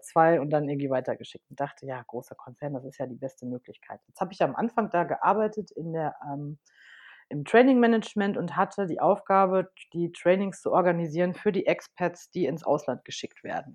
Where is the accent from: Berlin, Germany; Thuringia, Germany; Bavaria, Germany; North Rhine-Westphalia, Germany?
North Rhine-Westphalia, Germany; Unna; moved away as an adult; also born or lived in Madrid, Spain; bin geboren in Unna, das ist bei Dortmund aus dem Ruhrpott und habe da auch die ersten neunzehn Jahre meines Lebens gelebt